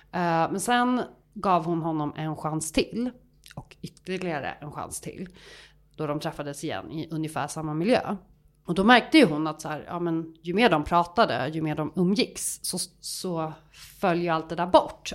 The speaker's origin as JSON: {"language": "Swedish", "town": "Stockholm", "region": "Stockholm County", "country": "Sweden", "also_born_or_lived": "Gothenburg", "said": "jag är ändå en ganska tydlig stockholmska"}